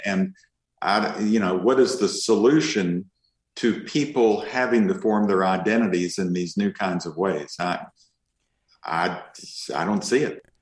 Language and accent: English; Kentucky, United States; now in Austin, United States; I'm from Kentucky originally, and and uh, and spent a lot of time in Eastern Kentucky.